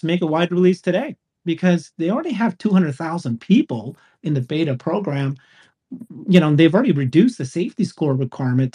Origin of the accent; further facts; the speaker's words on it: Canada; I'm a Canadian myself